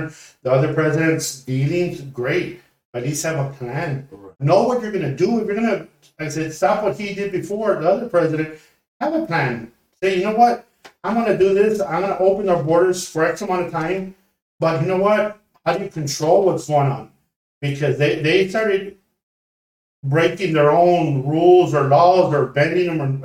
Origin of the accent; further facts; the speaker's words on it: Mission, Texas, United States; I'm from Mission, Texas